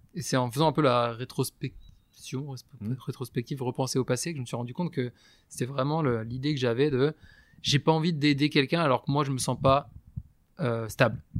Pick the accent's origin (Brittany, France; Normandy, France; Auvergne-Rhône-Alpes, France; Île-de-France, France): Brittany, France; Breton; je suis breton